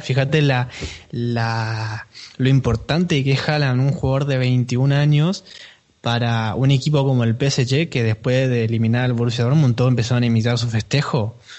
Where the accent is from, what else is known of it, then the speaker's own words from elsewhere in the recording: Argentina; yo soy argentino